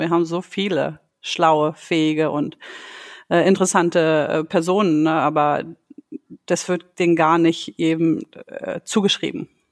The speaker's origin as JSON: {"language": "German", "country": "Germany", "tie": "born or raised there", "moved": "as an adult", "lives_now": "Sweden", "said": "meine Eltern stammen aus dem Kosovo. Äh, ich bin aber in Deutschland aufgewachsen. Und mittlerweile lebe ich in Schweden"}